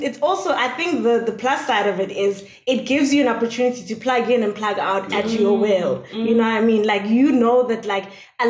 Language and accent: English; Johannesburg, Gauteng, South Africa; now in Cape Town, South Africa; back in Joburg